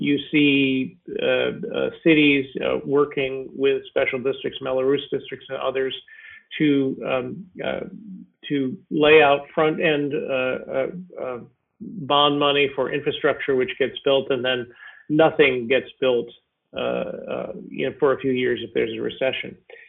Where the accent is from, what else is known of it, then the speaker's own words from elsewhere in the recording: New York, United States; moved away; I grew up in New York State when this exact thing happened.